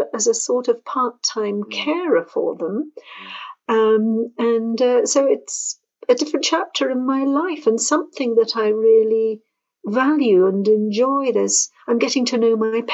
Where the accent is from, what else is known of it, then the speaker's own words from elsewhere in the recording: Jersey; moved away as an adult; now in France; I'm from the UK. I'm from the island of Jersey